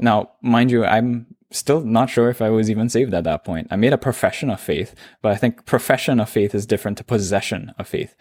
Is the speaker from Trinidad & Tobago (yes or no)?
yes; Trinidad & Tobago; accent: Trinidadian; moved away as an adult; now in Toronto, Canada; I'm born and raised in Trinidad and Tobago